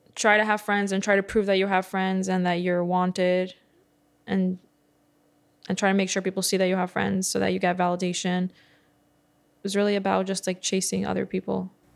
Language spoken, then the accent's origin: English; New York City, New York, United States; I grew up in Bar Park